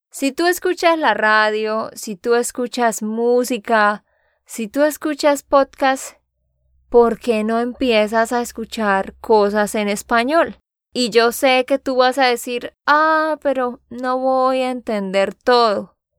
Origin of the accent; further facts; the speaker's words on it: Santander, Colombia; de Santander, Colombia